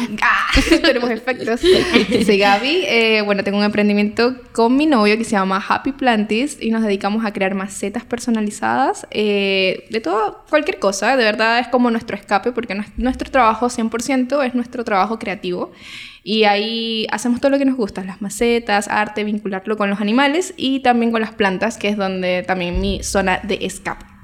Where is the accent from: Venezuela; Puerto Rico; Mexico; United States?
Venezuela; moved away as an adult; now in Chile; yo soy venezolana y tengo cinco años eh, viviendo acá en Chile